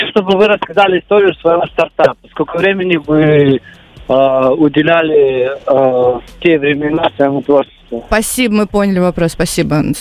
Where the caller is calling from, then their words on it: Yekaterinburg, Sverdlovsk Oblast, Russia; А, приветики … я из Екатеринбурга.